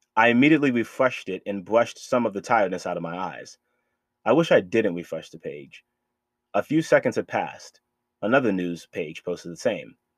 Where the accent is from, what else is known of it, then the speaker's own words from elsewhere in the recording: Boston, Massachusetts, United States; moved away; my hometown of Boston, Massachusetts